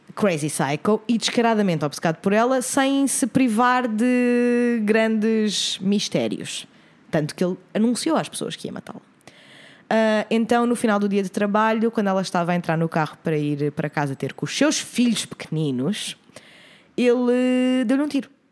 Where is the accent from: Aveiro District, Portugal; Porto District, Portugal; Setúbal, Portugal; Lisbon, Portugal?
Lisbon, Portugal; Oeiras; na minha terra natal, meu querido Conselho de Oeiras